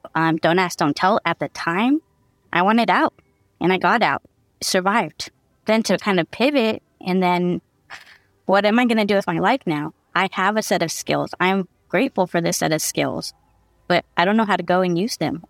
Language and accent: English; San Diego, California, United States; moved away as an adult; also born or lived in Central Valley, California; now in Modesto, United States; I used to call San Diego my hometown